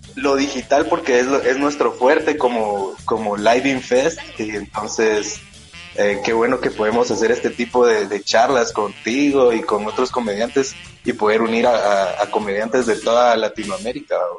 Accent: Guatemala; aquí en mi país

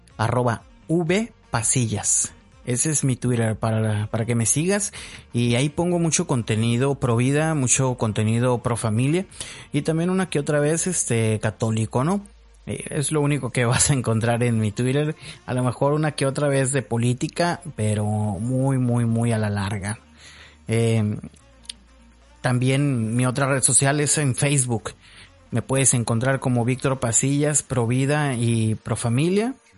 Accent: Hermosillo, Sonora, Mexico; also born or lived in Zapopan, Jalisco; prácticamente ya soy de Hermosillo, Sonora, ¿no? Tengo ya muchísimo tiempo viviendo aquí. Mm, Nací en Zapopan, Jalisco, México. Y ahorita ya prácticamente toda mi vida la he hecho aquí en Hermosillo, Sonora, México

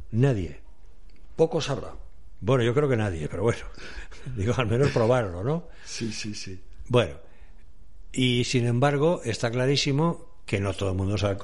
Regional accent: Aragon, Spain; he hablado de Aragón, mi tierra

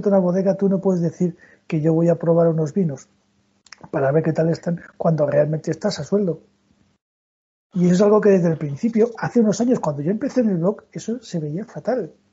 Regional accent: Castile, Spain; Yo soy de hoguera, yo soy castellano.

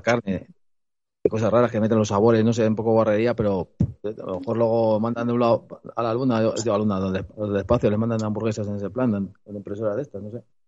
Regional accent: Madrid, Community of Madrid, Spain; soy de Madrid, que he nacido

